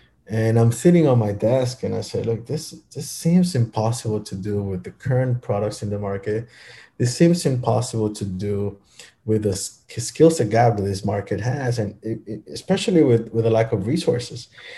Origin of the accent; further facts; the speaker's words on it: Miami, Florida, United States; now we do have employees all over the United States, but kind of the headquarters started here in my hometown.